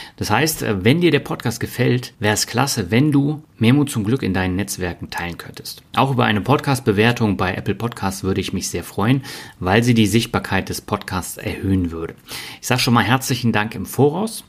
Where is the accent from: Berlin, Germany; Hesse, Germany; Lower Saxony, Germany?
Berlin, Germany; also born or lived in Mannheim / Hamburg; now in Lübeck, Germany; Ich bin ja in Berlin aufgewachsen, habe in Mannheim äh, gewohnt, in Hamburg gewohnt und das war alles nicht so mein Ding und ich bin immer wieder zurück nach Lübeck